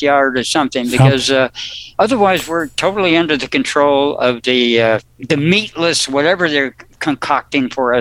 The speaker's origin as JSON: {"language": "English", "region": "New Jersey", "country": "United States", "tie": "born or raised there", "said": "I was born in New Jersey"}